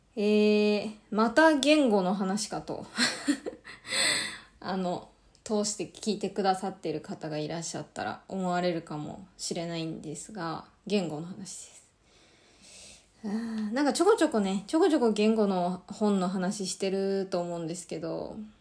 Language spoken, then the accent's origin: Japanese; Japan; first language Japanese; 両親も日本人で、バリバリの日本で、あの、育ちました